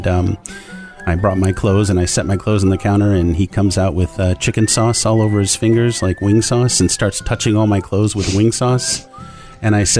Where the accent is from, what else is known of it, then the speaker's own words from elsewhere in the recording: California, United States; also born or lived in Lansing, Michigan; now in Los Angeles, United States; I lived in California since I was 7